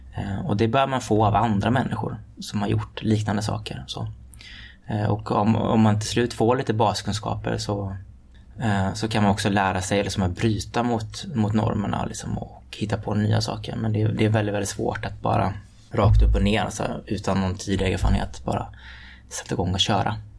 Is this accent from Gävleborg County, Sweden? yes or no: no; Floda, Västra Götaland, Sweden; Ungdomens nykterhetsförbund hemma i Floda i Lerums kommun